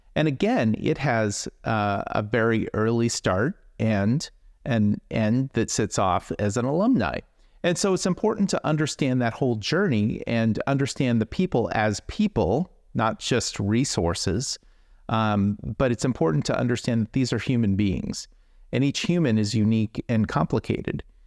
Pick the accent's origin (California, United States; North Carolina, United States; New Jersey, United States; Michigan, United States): California, United States; Silicon Valley; growing up in Silicon Valley